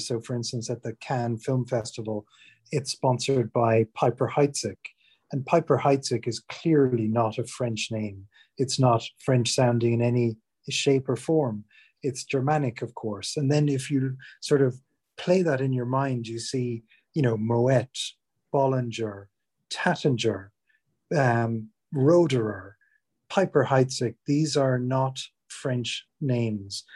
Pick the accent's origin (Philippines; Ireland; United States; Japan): Ireland; moved away as an adult; now in England; I'm from Ireland originally, but have been living in, in England uh, for over 20 years, basically since I, I left college